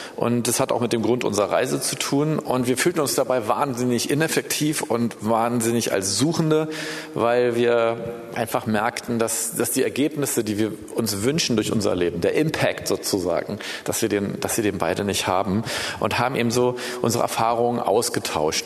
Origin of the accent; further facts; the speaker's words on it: Berlin, Germany; ich bin in Berlin geboren übrigens, ich bin hier groß geworden